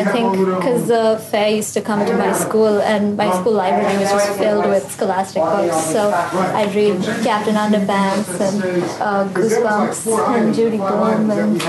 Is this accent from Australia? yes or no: no; Mumbai, Maharashtra, India; moved away; I'm the Corporate Communications Assistant at Scholastic, and I'm from India, Bombay.